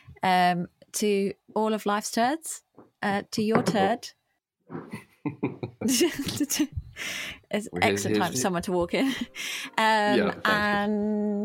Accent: United Kingdom; We are British through and through

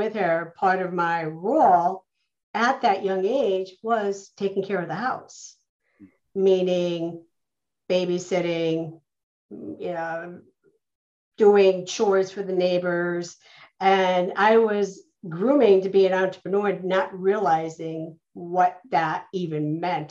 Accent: Scranton, Pennsylvania, United States; also born or lived in Louisville, Kentucky; I'm from Louisville, Kentucky, originally is where I'm from. Quickly moved on, raised in Scranton, Pennsylvania, where I lived and grew up with my grandmother, and graduated from Scranton High School

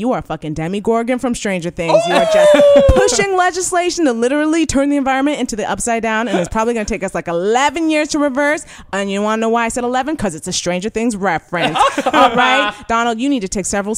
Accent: Canada; as a Canadian

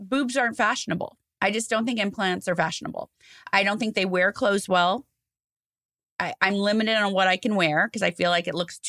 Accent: Beverly Hills, California, United States; I'm a girl from Beverly Hills

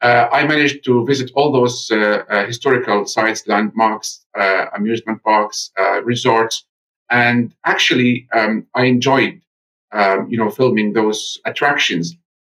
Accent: Gaza Strip, Palestine; now in United Kingdom; We are about 350 British Palestinians from Gaza in the UK.

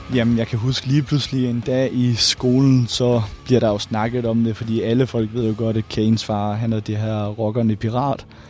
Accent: Randers, Central Denmark Region, Denmark; jeg kommer fra Randers her

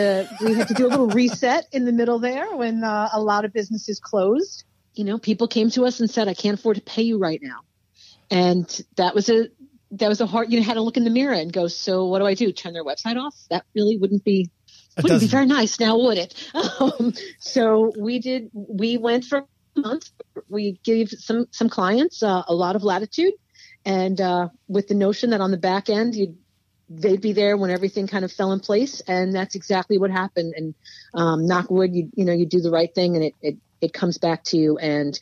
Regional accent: Brooklyn, New York, United States; I am not. That I am not. I am from Brooklyn. I was Park Slope before it had a hashtag.

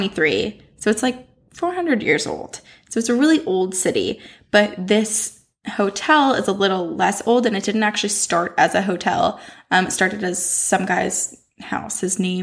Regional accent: Vermont, United States; I'm from Vermont, but my mom, she grew up in Portsmouth, New Hampshire.

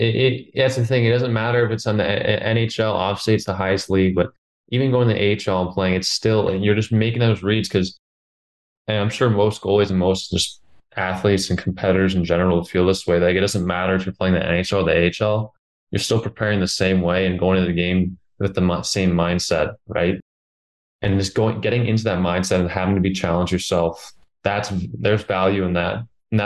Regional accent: Connecticut, United States; because I grew up obviously right outside New York.

